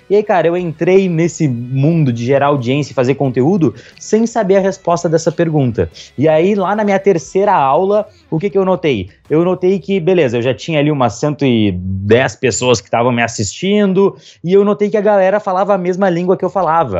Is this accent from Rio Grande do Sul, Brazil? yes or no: yes; Pelotas, Rio Grande do Sul, Brazil; moved away as an adult; now in Londrina, Brazil; nasci no Rio Grande do Sul, fazia faculdade lá